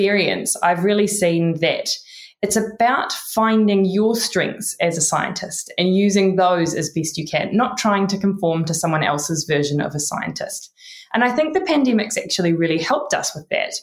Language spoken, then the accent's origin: English; New Zealand; accent: Kiwi; My Kiwi accent